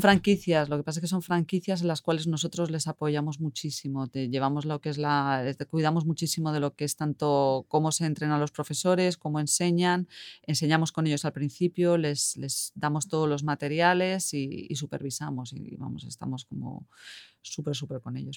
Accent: Madrid, Community of Madrid, Spain; moved away as an adult; now in Helsinki, Finland; soy española, de Madrid y vivo aquí en Finlandia desde hace uh, casi nueve años en Helsinki

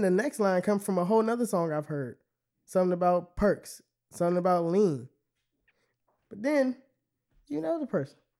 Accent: Temple Hills, Maryland, United States; I'm from Temple Hills.

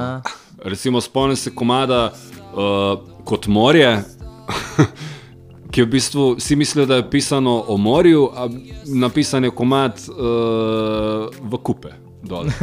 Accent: Vinica, White Carniola, Slovenia; Zmeraj smo rekli, smo iz Vinice, smo iz Bele krajine.

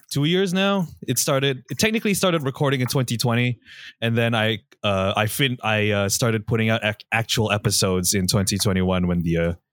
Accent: Oakland, California, United States; I'm from Oakland

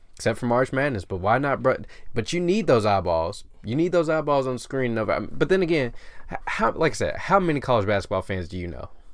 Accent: Memphis, Tennessee, United States; I'm from Memphis.

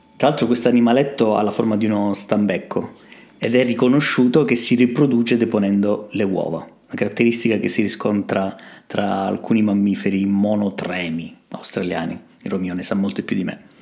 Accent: Calabria, Italy; non siamo bravi a venderci in Calabria

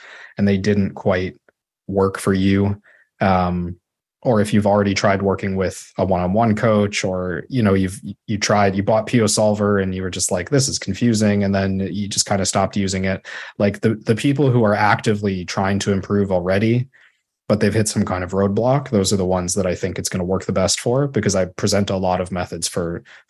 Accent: Chicago, Illinois, United States; moved away as an adult; also born or lived in Toronto, Canada / Waterloo, Canada / Sudbury, Canada; now in Ottawa, Canada; I grew up in Chicago

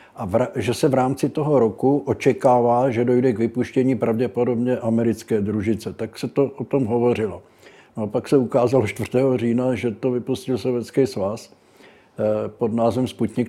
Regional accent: Brno, South Moravian Region, Czechia; born or raised there

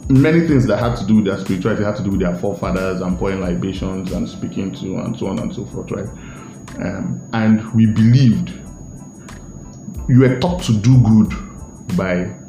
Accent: Asaba, Delta, Nigeria; I'm from Asaba, and a lot of times you would hear, you would never hear that an Asaba man.

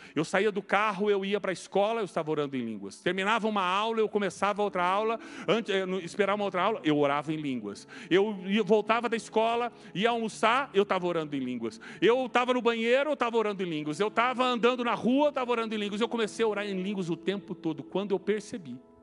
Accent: Brazil; nós somos brasileiros porque nascemos no Brasil

